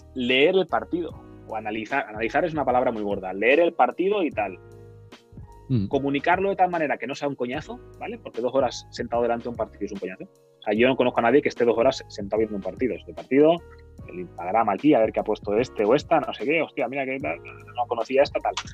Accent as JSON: {"language": "Spanish", "town": "Sabadell", "region": "Catalonia", "country": "Spain", "said": "yo soy de Sabadell"}